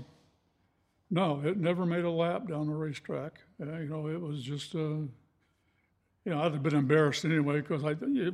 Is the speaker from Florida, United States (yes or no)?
no; Baldwin Park, California, United States; we moved to California and I grew up in Baldwin Park